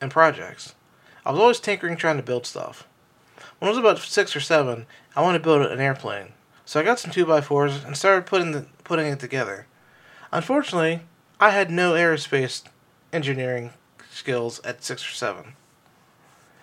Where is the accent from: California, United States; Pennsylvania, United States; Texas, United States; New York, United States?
Pennsylvania, United States; Pittsburgh; I grew up in Pittsburgh, my mom and my dad